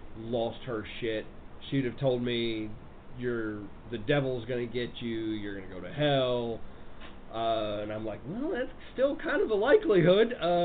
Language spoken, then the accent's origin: English; Portland, United States; I'm from Portland.